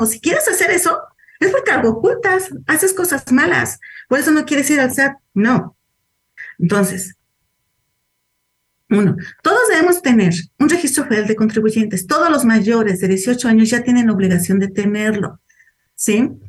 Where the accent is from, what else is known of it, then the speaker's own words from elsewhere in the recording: Veracruz, Mexico; yo vengo de Veracruz y puse el domicilio de, de Puebla porque era donde estaba viviendo.